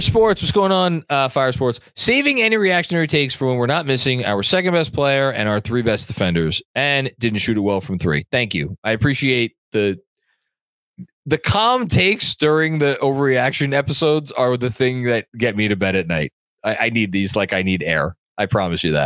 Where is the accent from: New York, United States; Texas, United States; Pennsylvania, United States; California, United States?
New York, United States; growing up in New York